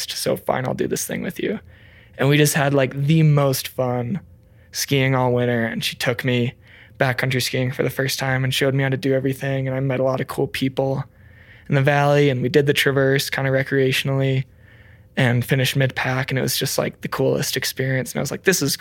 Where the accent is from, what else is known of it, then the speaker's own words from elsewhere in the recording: Rockford, Illinois, United States; moved away as an adult; also born or lived in Gunnison, Colorado; now in Crested Butte, United States; I'm a proud native of Rockford, Illinois